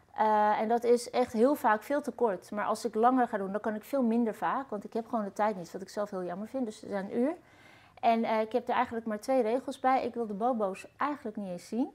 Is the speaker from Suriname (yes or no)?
no; Netherlands; also born or lived in Turkey; ik ben zelf eh, geboren in Turkije, uit, hier naartoe gevlucht en hier opgegroeid